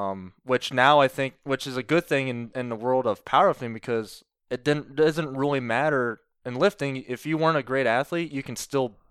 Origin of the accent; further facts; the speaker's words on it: Doughton, Ohio, United States; So I grew up outside of Doughton, out in the country, Chip and Seal Road.